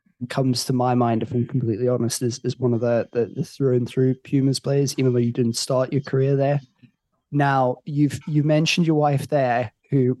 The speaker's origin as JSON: {"language": "English", "town": "Cape Town", "region": "Western Cape", "country": "South Africa", "moved": "yes", "said": "I'm originally from Cape Town"}